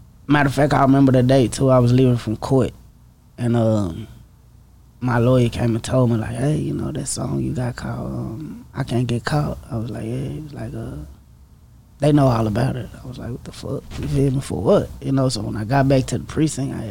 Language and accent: English; Dallas, Texas, United States; my hood, like East Dallas, you know, growing up in East Dallas